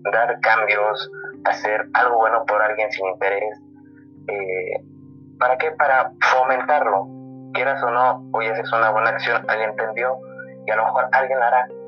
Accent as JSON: {"language": "Spanish", "region": "Guanajuato", "country": "Mexico", "said": "Orgullo Guanajuatense, donde soy yo"}